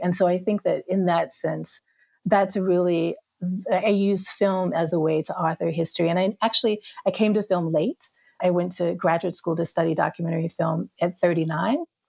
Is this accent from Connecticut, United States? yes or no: no; Hattiesburg, Mississippi, United States; I grew up in Mississippi